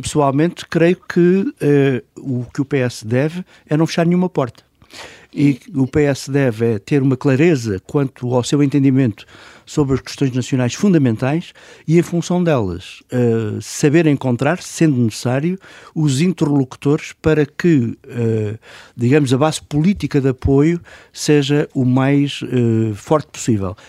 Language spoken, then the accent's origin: Portuguese; Portugal; como português